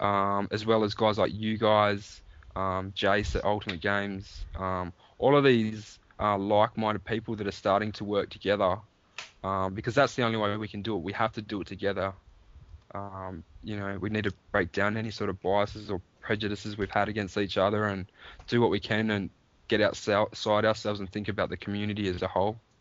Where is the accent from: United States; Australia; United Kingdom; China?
Australia; here in Australia